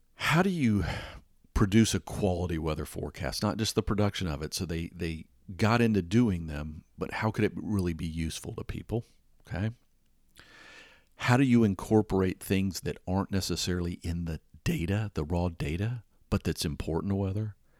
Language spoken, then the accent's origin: English; Atlanta, Georgia, United States; I grew up in Atlanta, Georgia